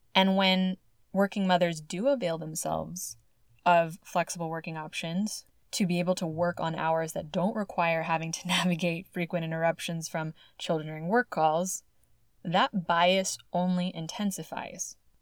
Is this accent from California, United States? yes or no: yes; California, United States; my home state of California